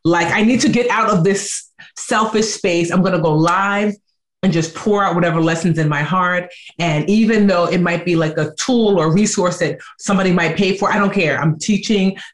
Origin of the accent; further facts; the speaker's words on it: Nigeria; and I'm Nigerian.